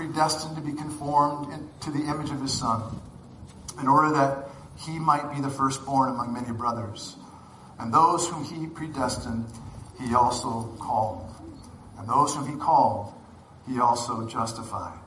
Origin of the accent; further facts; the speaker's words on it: Oregon, United States; moved away as an adult; also born or lived in Brazil / Bend, Oregon / Montana / California; I grew up in Oregon. I went to Oregon State University